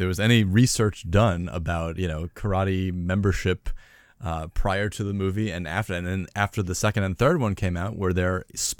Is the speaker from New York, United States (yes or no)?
yes; New York, United States; I'm from the East Coast in New York